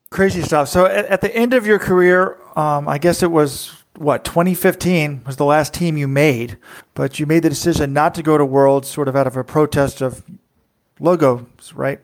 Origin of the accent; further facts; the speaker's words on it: Texas, United States; I grew up in Texas